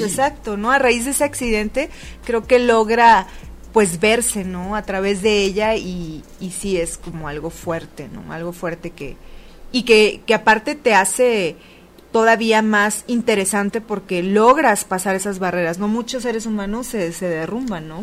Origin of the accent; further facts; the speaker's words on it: Tijuana, Baja California, Mexico; moved away as an adult; now in Mexico City, Mexico; en Tijuana, Baja California, de donde soy